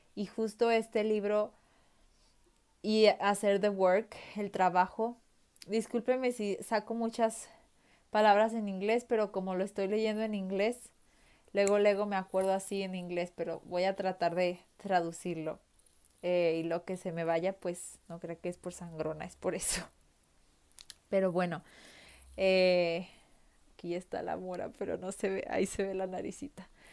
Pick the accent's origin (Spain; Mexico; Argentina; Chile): Mexico; soy mexicana